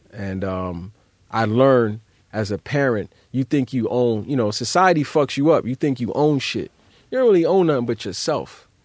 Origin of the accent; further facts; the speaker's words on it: New York City, New York, United States; growing up in Brownsville